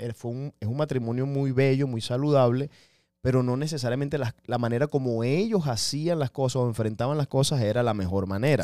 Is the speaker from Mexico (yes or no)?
no; Venezuela; Yo soy venezolano